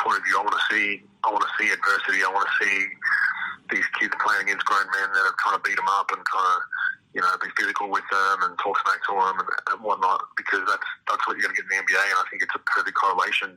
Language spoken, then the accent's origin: English; Australia; moved away as an adult; when I grew up in Australia